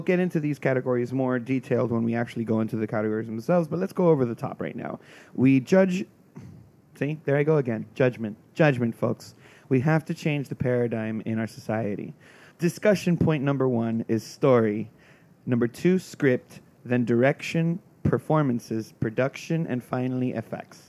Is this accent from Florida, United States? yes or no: yes; South Florida, United States; I'm from South Florida